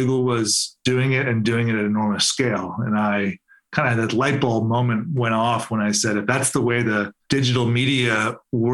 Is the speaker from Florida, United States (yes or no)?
no; Cleveland, Ohio, United States; I'm from Cleveland. So I grew up in Cleveland.